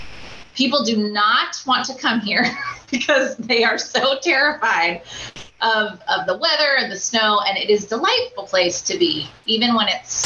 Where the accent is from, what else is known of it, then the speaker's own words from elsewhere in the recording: Singapore; also born or lived in Kuala Lumpur, Malaysia / Florida / Washington, D.C.; now in Minnesota, United States; I was born on the equator. So I was born in Kuala Lumpur, Malaysia. Grew up in Singapore, went to Florida. I have just progressively moved north.